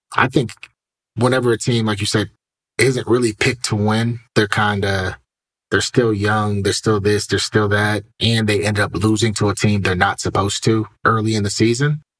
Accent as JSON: {"language": "English", "town": "Cleveland", "region": "Ohio", "country": "United States", "tie": "born or raised there", "said": "Growing up in Cleveland"}